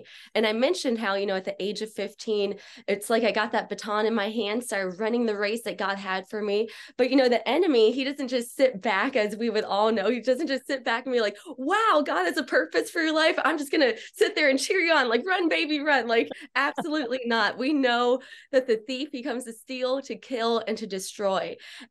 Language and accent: English; Miami, Florida, United States; Yeah, well, I grew up here in Miami, Florida. So I like to pretend that I'm kind of gangster.